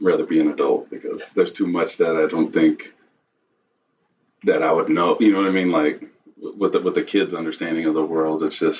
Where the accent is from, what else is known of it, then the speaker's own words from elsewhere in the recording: Austin, Texas, United States; Yes, I grew up in South Austin. Pretty much lived within a 2-mile radius of everywhere that, you know, all my homes in the South were always kind of in the same area and community.